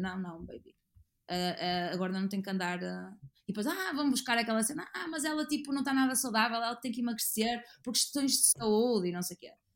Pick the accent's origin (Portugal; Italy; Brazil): Portugal; Porto, Norte; eu sou do Porto e tenho muito orgulho de ser do Porto e de viver no Porto.